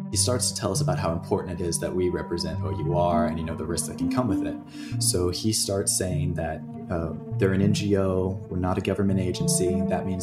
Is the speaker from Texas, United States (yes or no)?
yes; Texas, United States; I'm from Texas